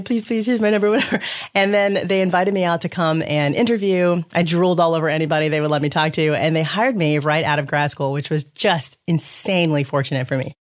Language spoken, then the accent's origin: English; Louisville, Kentucky, United States; I grew up in Louisville, Kentucky